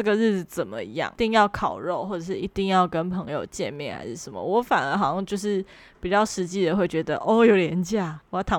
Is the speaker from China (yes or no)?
no; Taiwan; moved away as an adult; 这就是我的家乡会特别有的一个文化